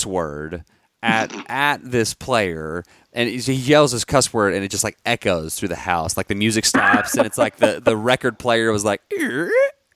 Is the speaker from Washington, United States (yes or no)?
no; Dallas, Texas, United States; we're from Dallas